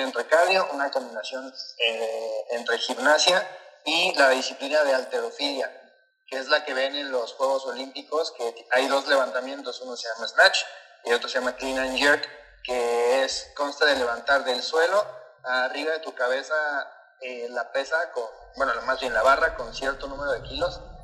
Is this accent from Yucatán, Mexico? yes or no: no; Veracruz, Mexico; moved away as an adult; me fui de Veracruz y todo, porque actualmente no vivo en Veracruz